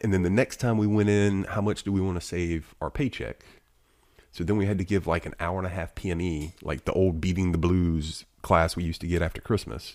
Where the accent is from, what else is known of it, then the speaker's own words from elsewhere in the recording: Alabama, United States; I'm from Alabama